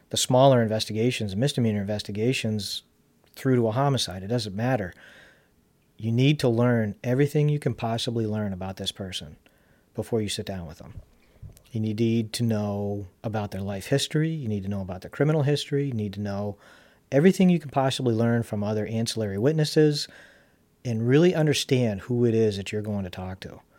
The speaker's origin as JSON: {"language": "English", "town": "Charlotte", "region": "North Carolina", "country": "United States", "tie": "born or raised there", "said": "one of the fondest memories I have of us growing up in Charlotte and going to CCS"}